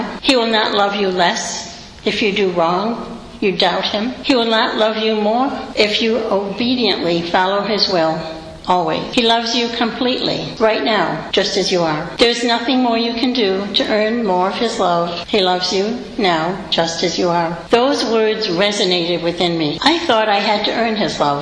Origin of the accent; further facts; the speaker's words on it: Rhode Island, United States; moved away as an adult; now in Rochester, United States; I grew up in Rhode Island, and as a cradle Catholic